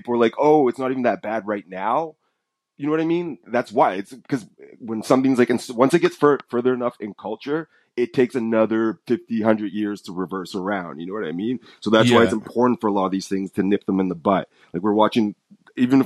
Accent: United States; I'm American

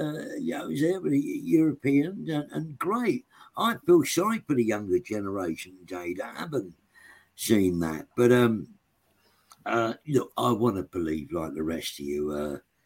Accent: London, United Kingdom; also born or lived in Islington; I was brought up in Tottenham, around Tottenham

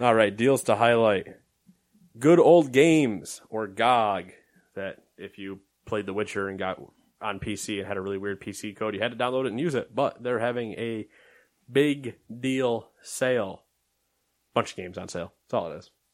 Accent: United States; I'm American

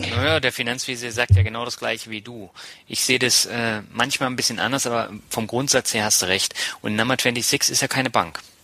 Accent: Berlin, Germany; moved away as an adult; also born or lived in Tübingen / Mannheim / Hamburg; now in Lübeck, Germany; ich bin ja gebürtiger Lübecker, in Berlin aufgewachsen, habe in Tübingen studiert, in Mannheim gewohnt, in Hamburg gewohnt, aber ich bin jetzt wieder in Lübeck

